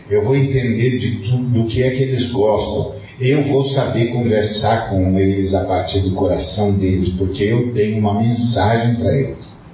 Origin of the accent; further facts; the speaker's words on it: Brazil; moved away as an adult; also born or lived in Portugal; No dia que eu saí de lá, meu amigo. No dia que eu saí de lá. Eu vim em missão. Eu não vim aqui para lembrar que eu sou brasileiro.